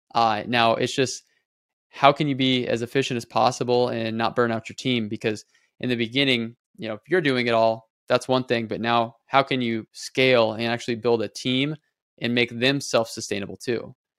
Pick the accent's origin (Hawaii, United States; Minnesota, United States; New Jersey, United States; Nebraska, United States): Nebraska, United States; moved away as an adult; now in Las Vegas, United States; I moved here three years ago from Nebraska. Um, that's where I'm born and raised